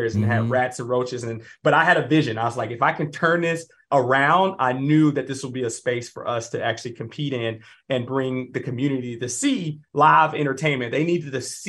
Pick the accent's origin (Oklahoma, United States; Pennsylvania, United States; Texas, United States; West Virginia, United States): Texas, United States; Dallas; I grew up in the South, you know, South area